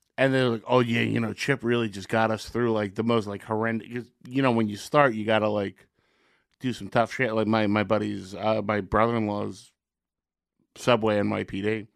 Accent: Secaucus, New Jersey, United States; growing up in Secaucus

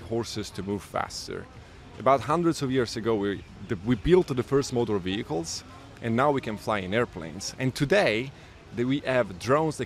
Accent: Bari, Apulia, Italy; moved away as an adult; also born or lived in Geneva, Switzerland / Zurich, Switzerland; now in Brooklyn, United States; I was born and raised in Italy

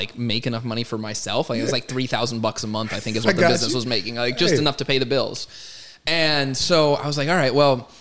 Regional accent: Arizona, United States; I was born and raised in Arizona

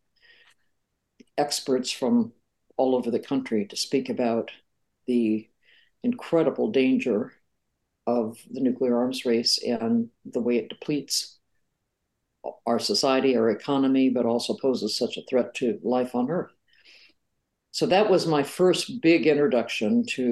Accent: rural Western Iowa, United States; I grew up in a small town in rural Western Iowa

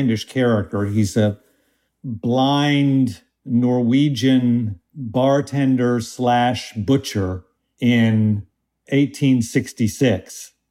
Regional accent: Tulsa, Oklahoma, United States; moved away; when I was growing up in Tulsa

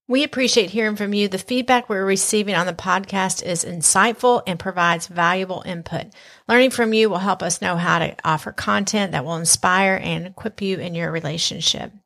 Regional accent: the South, United States; accent: Southern; my Southern accent may be a little bit stronger this episode

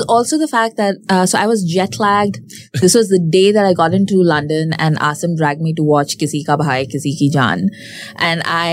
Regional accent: Delhi, India; I'm from South Delhi, which is basically Punjabi land

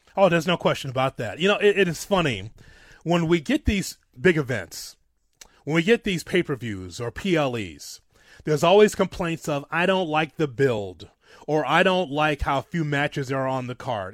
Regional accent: Chicago, Illinois, United States; my hometown, Chicago.

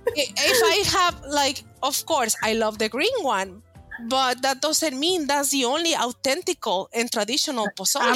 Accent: Monterrey, Nuevo León, Mexico; English is a second language; moved away as an adult; I'm from Monterrey, Mexico. I emigrated here about 13 years ago uh, I was born and raised in Mexico

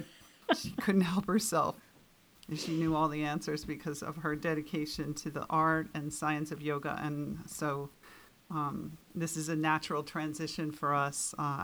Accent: New York City, New York, United States; now in Camano Island, United States; I grew up in New York City in a large family

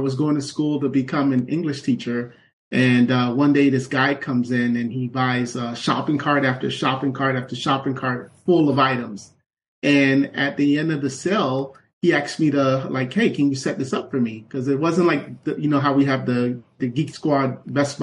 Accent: Miami Gardens, Florida, United States; I grew up in Miami Gardens, which at the time was one of the most dangerous cities in South Florida

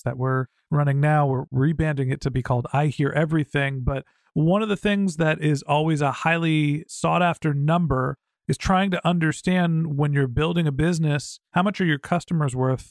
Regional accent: Northern California, United States; moved away as an adult; also born or lived in Boston; I grew up in Northern California

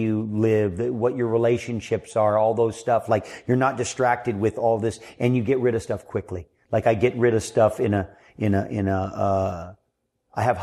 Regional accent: Hawaii, United States; also born or lived in San Francisco; We moved to Hawaii when I was 3 months old.

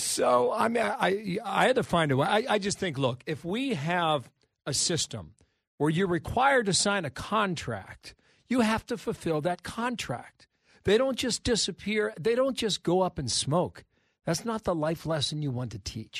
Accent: Cincinnati, Ohio, United States; moved away; in my hometown of Cincinnati, Ohio

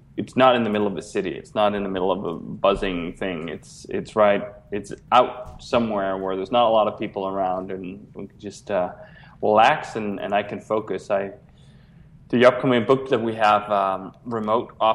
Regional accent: Copenhagen, Capital Region of Denmark, Denmark; moved away as an adult; now in Chicago, United States; I grew up in Copenhagen, Denmark

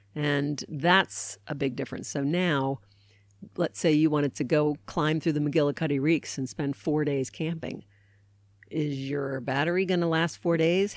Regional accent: Baltimore, Maryland, United States; I grew up in Baltimore, Maryland

